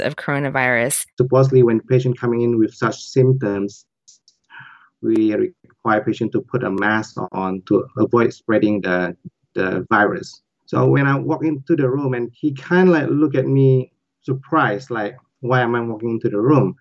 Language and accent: English; Indonesia; now in United States; I'm not even from China, I'm from Indonesia